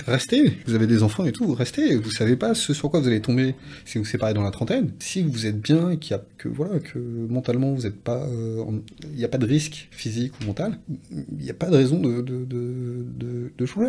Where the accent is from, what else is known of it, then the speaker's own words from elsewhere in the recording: French Guiana; chez nous en Guyane